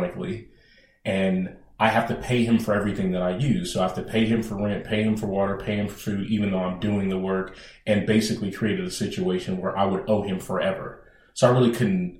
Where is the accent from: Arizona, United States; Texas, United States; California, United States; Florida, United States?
California, United States; Bay Area; I'm a native of the Bay Area.